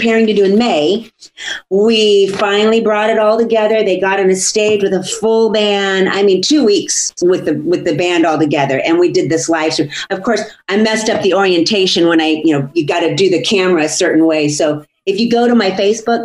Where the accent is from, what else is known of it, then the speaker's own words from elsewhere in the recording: Santa Barbara, California, United States; here in Santa Barbara, my hometown